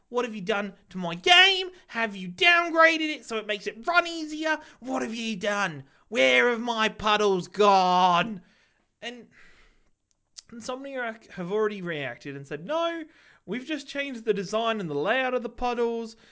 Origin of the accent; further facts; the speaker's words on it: England, United Kingdom; now in Australia; I'm English